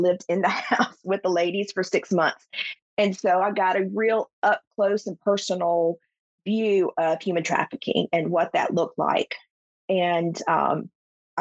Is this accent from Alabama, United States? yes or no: yes; South Alabama, United States; I grew up in South Alabama